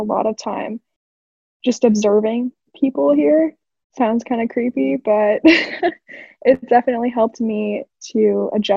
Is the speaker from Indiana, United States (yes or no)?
no; Portland, Oregon, United States; moved away as an adult; now in Washington, DC, United States; I'm currently living in DC, but I'm from Portland, Oregon